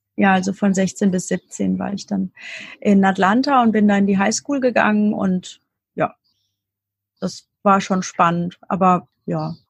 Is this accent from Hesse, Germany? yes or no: yes; near Darmstadt, near Frankfurt, Hesse, Germany; ich habe immer hier gelebt in der Nähe von Darmstadt, also bei Frankfurt